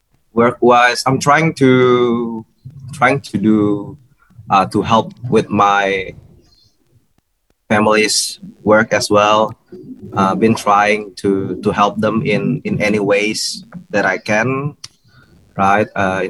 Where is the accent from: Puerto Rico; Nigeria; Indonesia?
Indonesia; also born or lived in Melbourne / Brisbane; now in Bali, Indonesia; I used to live in Brisbane, so since 2016 I moved from Melbourne to Brisbane, and I've stayed in Rock Brisbane family for about 4.5 years before I left Australia, moving back for good to Indonesia, Bali